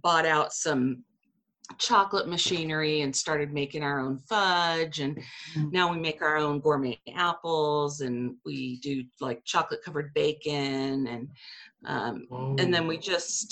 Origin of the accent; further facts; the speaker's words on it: San Diego, California, United States; moved away as an adult; now in Herriman, United States; growing up in San Diego